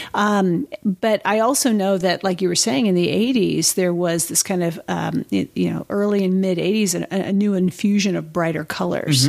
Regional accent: the Bay Area, California, United States; I grew up in California mm-hmm. and skateboarding was really big, you know, and roller skating and whatnot. Snowboarding, you know, especially growing up in the Bay Area

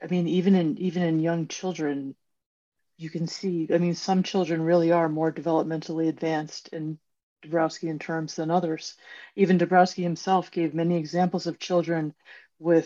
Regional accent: United States; as an American

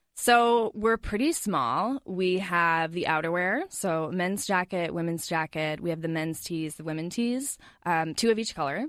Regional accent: La Crosse, Wisconsin, United States; moved away as an adult; also born or lived in Georgia; now in Twin Cities, United States; we moved up to Wisconsin when I was about four or five years old

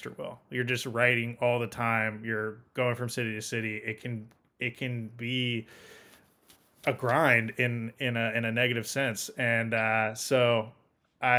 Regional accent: Portland, Oregon, United States; moved away; growing up in Portland, being a Blazers fan, reading Jason Quick and John Canzano and the Oregonian

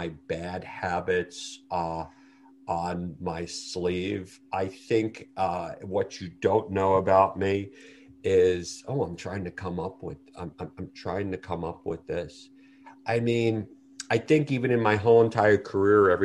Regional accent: New York City, New York, United States; I grew up in Brooklyn, New York

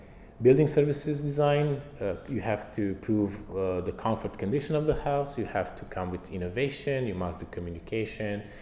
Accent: Romania; I'm from Romania.

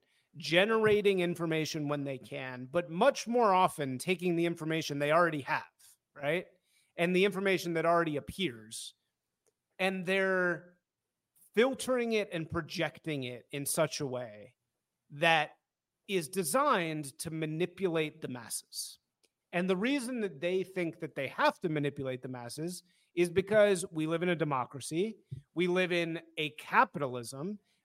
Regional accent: Evanston, Illinois, United States; also born or lived in Hyde Park, Chicago; I grew up in Hyde Park and then Evanston later

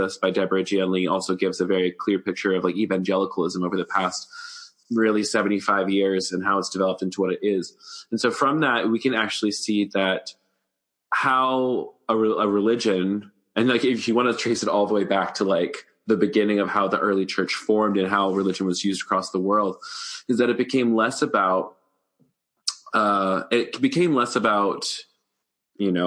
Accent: the South, United States; now in Atlanta, United States; I grew up in the South

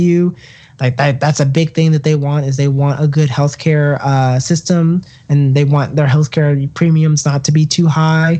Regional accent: North Carolina, United States; my home state of North Carolina

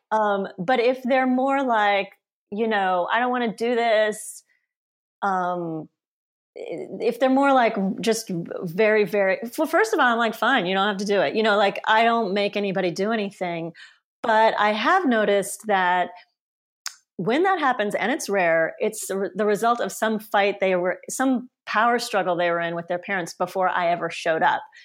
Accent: Auburn, Alabama, United States; first language Polish; English is a second language; also born or lived in Sweden / Stockholm / Poland; now in San Francisco, United States; I grew up in a small town called Auburn, Alabama, which is a college town

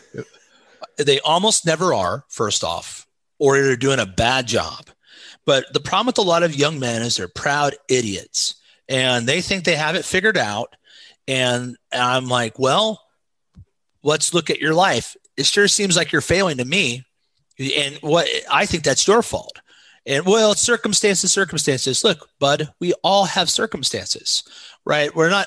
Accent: Osgood, Indiana, United States; moved away as an adult; also born or lived in South Carolina; now in Cincinnati, United States; I'm from Southern Indiana, across the Ohio River. Uh, right by Cincinnati.

